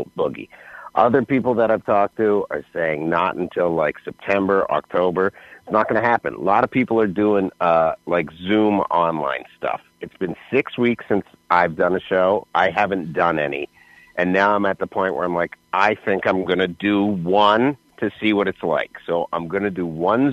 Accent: Canada; now in United States; I'm from Canada

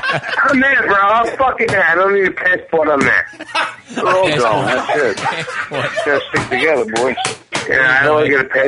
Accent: New York City, New York, United States; I'm from Queens.

